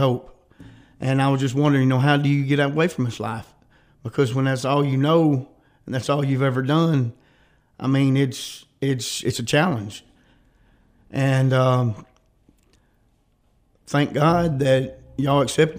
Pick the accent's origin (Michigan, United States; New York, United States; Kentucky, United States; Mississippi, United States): Mississippi, United States; Prentiss County; I grew up in Prentice County